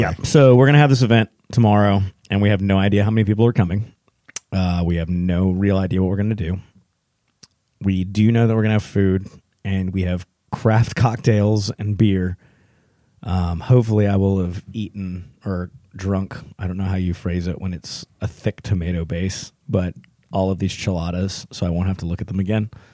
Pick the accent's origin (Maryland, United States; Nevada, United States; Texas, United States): Texas, United States; now in Hillsboro, United States; I'm a Texan